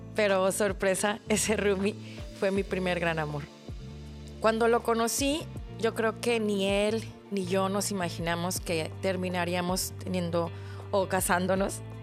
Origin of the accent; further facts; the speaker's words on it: Mexico; crecí en México, pero me educaron mis papás coreanos